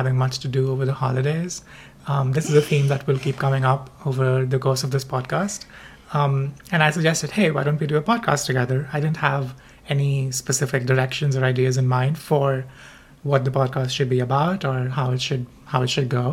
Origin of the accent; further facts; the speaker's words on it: India; moved away as an adult; also born or lived in Bombay, India; now in United States; I am originally from India